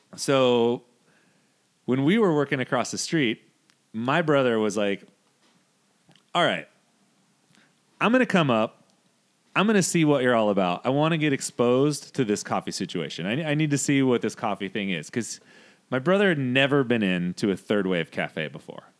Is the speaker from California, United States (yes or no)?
yes; Modesto, California, United States; we grew up in Modesto.